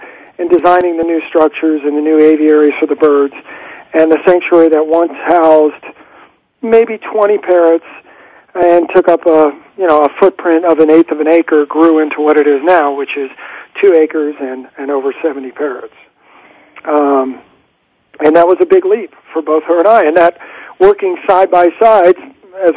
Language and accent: English; Midwest, United States; moved away; I'm from the Midwest